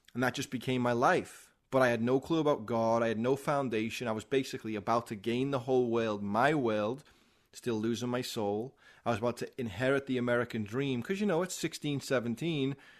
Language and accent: English; Liverpool, North West England, United Kingdom; moved away as an adult; now in United States; I'm a guy from Liverpool, England